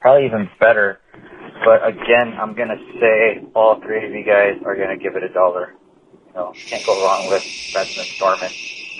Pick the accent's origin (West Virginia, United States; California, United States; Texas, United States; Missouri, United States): Missouri, United States; I'm from Missouri, but anyways.